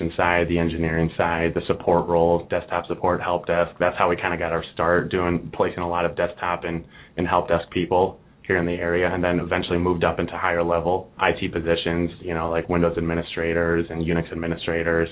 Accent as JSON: {"language": "English", "town": "Toledo", "region": "Ohio", "country": "United States", "also_born_or_lived": "Baltimore / Washington, D.C. area", "moved": "as an adult", "lives_now": "Cincinnati, United States", "said": "I actually came from D.C., and I'm originally from Toledo, but moved out to Baltimore, D.C. area after I graduated from Miami"}